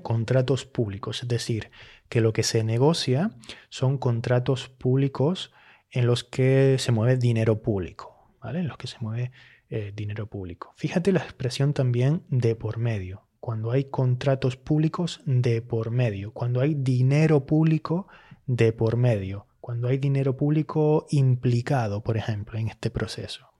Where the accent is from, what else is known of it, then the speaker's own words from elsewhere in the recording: Canary Islands, Spain; accent: Canarian; Yo que soy hablante de Canarias, y que por tanto tiendo mucho a usar el pretérito indefinido más que el pretérito perfecto.